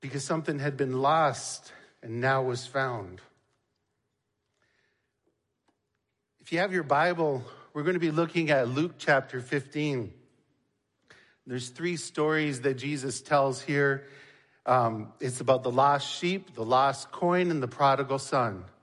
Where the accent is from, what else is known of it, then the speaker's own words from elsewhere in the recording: Niagara Falls, Ontario, Canada; When I was young, growing up in Niagara Falls, Ontario